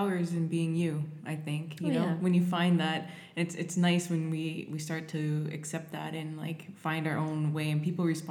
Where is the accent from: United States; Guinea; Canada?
Canada